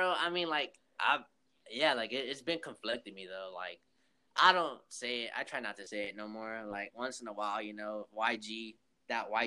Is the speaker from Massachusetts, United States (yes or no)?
no; Long Beach, California, United States; I grew up in Long Beach, California